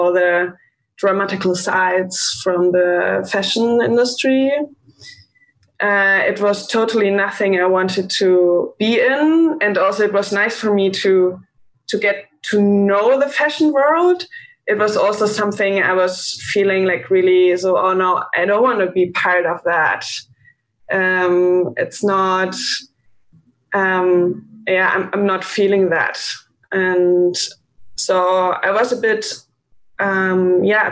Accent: Bavaria, Germany; English is a second language; moved away as an adult; now in Berlin, Germany; I grew up in Bavaria

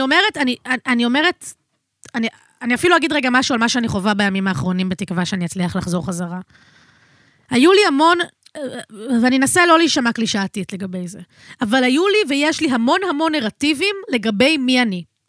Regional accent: Tel Aviv, Tel Aviv District, Israel; אני נולדתי בתל אביב

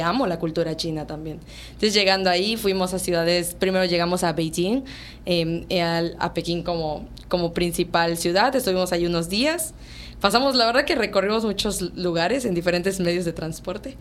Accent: Yucatán, Mexico; como mexicano y como yucateco, que aparte nosotros somos muy tradicionales

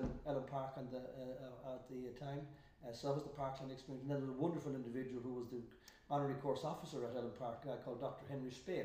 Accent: Roscommon, Connacht, Ireland; also born or lived in Dublin; I'm from Roscommon, in case any of you guys don't hear that lovely accent that's still there. And my dad was the greenkeeper of our 9-hole course.

